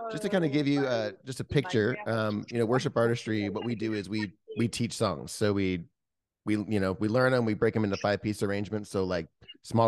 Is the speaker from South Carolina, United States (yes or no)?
no; New Jersey, United States; I grew up in New Jersey